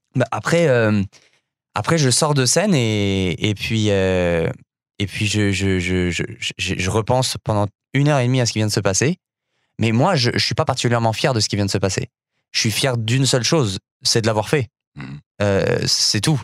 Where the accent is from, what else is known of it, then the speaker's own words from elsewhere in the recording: Paris, Île-de-France, France; moved away as an adult; also born or lived in Montreal; j'ai grandi en France, à Paris